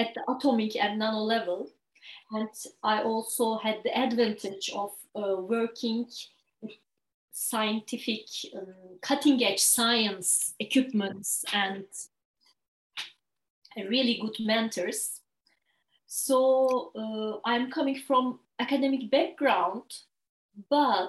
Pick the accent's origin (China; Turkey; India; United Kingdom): Turkey; Istanbul; moved away as an adult; now in Ireland; I'm originally from Turkey. And I grew up in Istanbul.